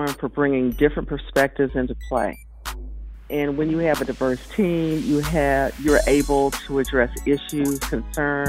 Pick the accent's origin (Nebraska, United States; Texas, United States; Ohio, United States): Texas, United States; Houston; also born or lived in Dallas, Texas; I'm originally from Houston, Texas. I was born in Houston and also lived during a part of my childhood in Dallas, Texas